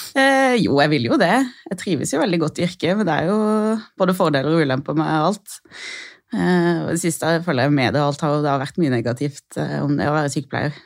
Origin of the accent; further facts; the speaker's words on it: Lillesand, Agder, Norway; moved away as an adult; now in Oslo, Norway; Jeg er fra Lillesand på Sørlandet.